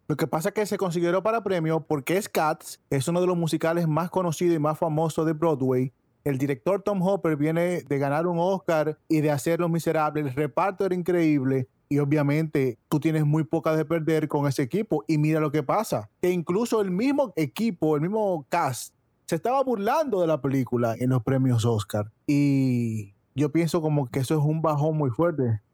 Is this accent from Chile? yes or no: no; Dominican Republic; now in United States; en Dominicana, que es de donde vengo